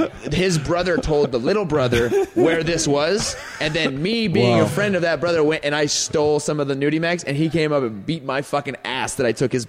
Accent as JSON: {"language": "English", "town": "Indian Springs", "region": "Nevada", "country": "United States", "tie": "born or raised there", "said": "I lived in Indian Springs, Nevada. I grew up, born and raised in Indian Springs. So it's 20 miles north of Las Vegas."}